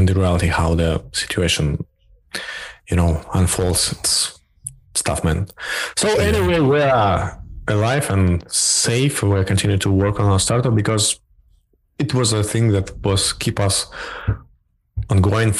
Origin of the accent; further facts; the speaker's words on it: Belarus; we're from Belarus